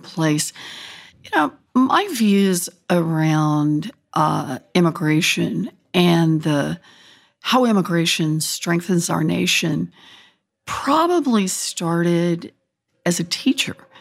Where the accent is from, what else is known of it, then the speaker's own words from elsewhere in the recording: Oklahoma, United States; moved away; I was born and raised in Oklahoma.